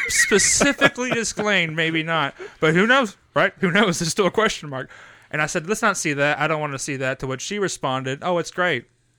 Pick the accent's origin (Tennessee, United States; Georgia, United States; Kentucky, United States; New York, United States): Kentucky, United States; Paintsville; Paintsville. That's where I'm from.